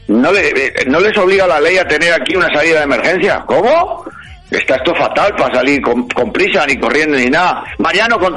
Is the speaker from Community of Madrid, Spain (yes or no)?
yes; Madrid, Community of Madrid, Spain; yo soy tan madrileño, ¿vale?